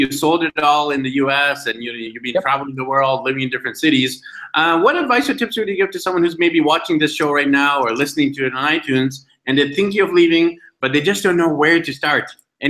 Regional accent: Vancouver, British Columbia, Canada; By the way, I'm from Vancouver, BC, Canada

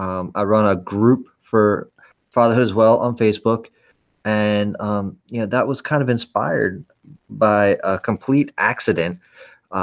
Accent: San Francisco, California, United States; I was born in San Francisco in the late 70s

